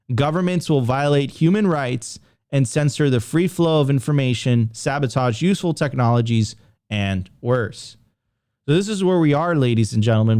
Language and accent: English; United States; I'm an American